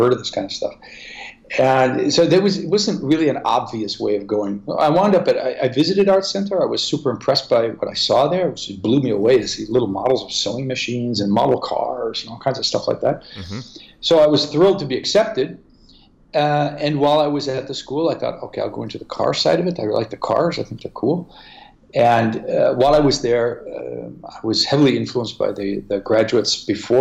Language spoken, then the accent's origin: English; Wausau, Wisconsin, United States; moved away as an adult; also born or lived in Ohio; now in Italy; I actually grew up in Wausau, Wisconsin